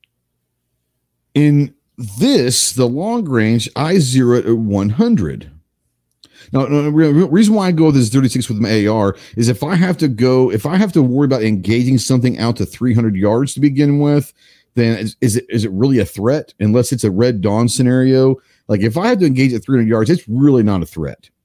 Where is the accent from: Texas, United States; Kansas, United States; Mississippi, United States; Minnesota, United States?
Texas, United States; Dallas; when I grew up in Dallas